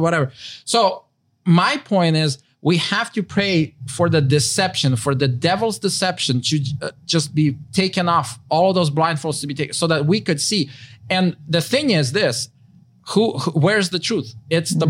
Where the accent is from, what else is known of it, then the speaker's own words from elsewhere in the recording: Ukraine; moved away; I'm from Ukraine.